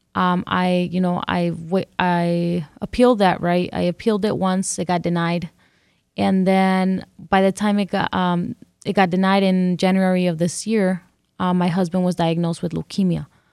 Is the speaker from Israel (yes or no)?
no; California, United States; first language English; also born or lived in Mexico; now in Detroit, United States; I grew up in California, and this is the only place I know that is home